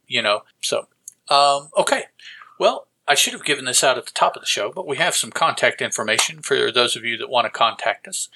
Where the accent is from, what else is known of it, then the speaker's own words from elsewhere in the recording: the South, United States; us down here in the South